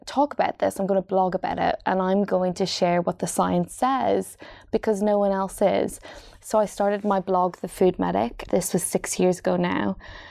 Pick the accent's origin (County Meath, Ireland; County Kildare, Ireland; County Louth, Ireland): County Louth, Ireland; Dundalk; moved away as an adult; also born or lived in Wales; now in London, United Kingdom; So I grew up in Ireland in a place just north of Dublin called Dundalk, which is beside the sea. And then when I was 18 years of age, I moved to Wales, to the Welsh Valleys